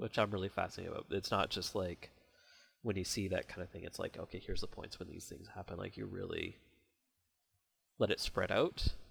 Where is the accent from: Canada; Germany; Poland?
Canada; I'm Canadian.